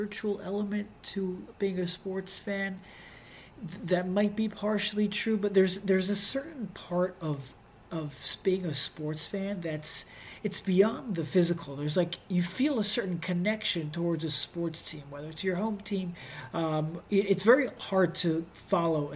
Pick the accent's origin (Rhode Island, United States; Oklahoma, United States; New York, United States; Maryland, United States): Maryland, United States; Baltimore; moved away; I'm from Baltimore